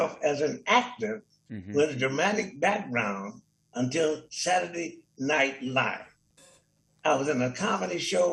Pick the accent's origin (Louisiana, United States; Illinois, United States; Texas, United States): Louisiana, United States; New Orleans; I'm from New Orleans, Louisiana. And as a kid, I was surrounded by not only black medical doctors